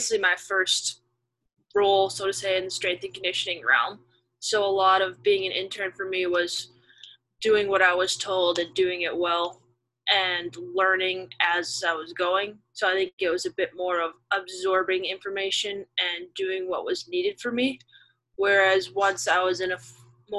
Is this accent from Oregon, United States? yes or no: no; Minnesota, United States; moved away as an adult; also born or lived in Ohio; now in Pittsburgh, United States; I'm originally from Minnesota